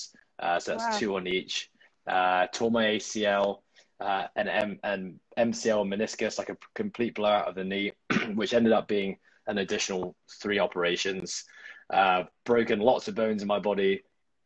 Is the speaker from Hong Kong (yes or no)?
yes; Hong Kong; I'm born and raised in Hong Kong